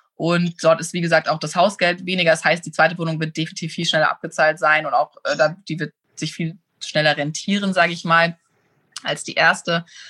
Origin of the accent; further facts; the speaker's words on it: Germany; moved away as an adult; also born or lived in Munich / Los Angeles; now in Hamburg, Germany; Also, ich bin auf dem Land aufgewachsen. Ich bin ein Dorfmädchen, komme aus einem ganz, ganz kleinen Dorf, aber in der Nähe von Hamburg.